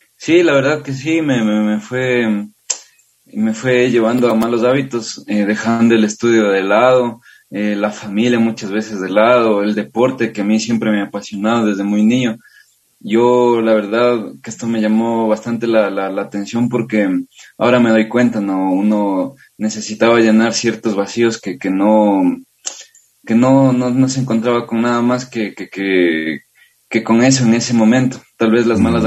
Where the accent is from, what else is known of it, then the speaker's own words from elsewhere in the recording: Riobamba, Chimborazo, Ecuador; yo soy de Riobamba, tengo 28 años.